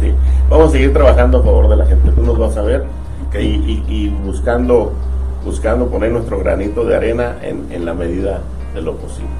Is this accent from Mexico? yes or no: yes; Tijuana, Baja California, Mexico; Yo soy de Tijuana